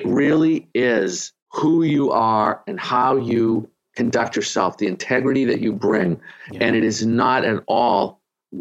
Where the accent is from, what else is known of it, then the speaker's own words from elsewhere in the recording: Boston, Massachusetts, United States; also born or lived in Arlington, Massachusetts; now in Miami, United States; I'm from Boston. I live in Miami.